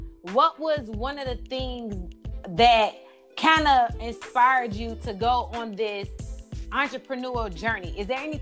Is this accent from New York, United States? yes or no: no; Dolton, Illinois, United States; I'm from Dalton